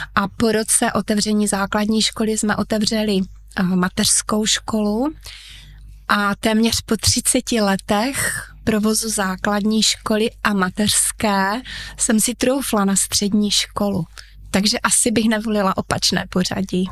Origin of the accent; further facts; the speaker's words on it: Uherské Hradiště, Zlín Region, Czechia; Narodila jsem se přímo v Uherském hradišti, studovala jsem tady